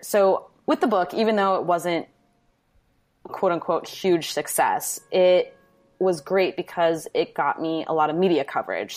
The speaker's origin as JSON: {"language": "English", "town": "Manitowoc", "region": "Wisconsin", "country": "United States", "also_born_or_lived": "New York", "moved": "as an adult", "lives_now": "Milwaukee, United States", "said": "I'm from Wisconsin, Manitowoc, Wisconsin, which is now kind of an infamous city"}